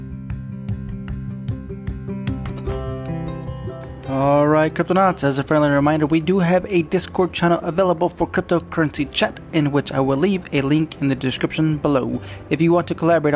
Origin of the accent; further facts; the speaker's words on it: United States; as an American nation